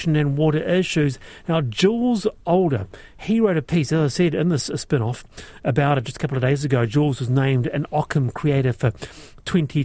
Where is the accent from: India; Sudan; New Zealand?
New Zealand; I'm from Aotearoa, New Zealand